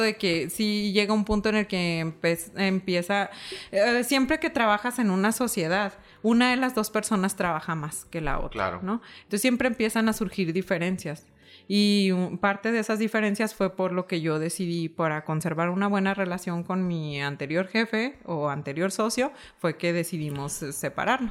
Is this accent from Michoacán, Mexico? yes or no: yes; Uruapan, Michoacán, Mexico; moved away as an adult; also born or lived in Morelia, Mexico; now in Chihuahua, Mexico; yo soy originaria de la ciudad de Uruapan, Michoacán, que es la capital mundial del aguacate